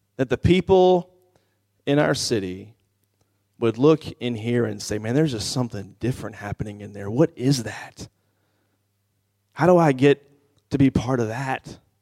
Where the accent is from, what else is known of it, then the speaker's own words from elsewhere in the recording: Washington, District of Columbia, United States; I'm from the Washington, D C area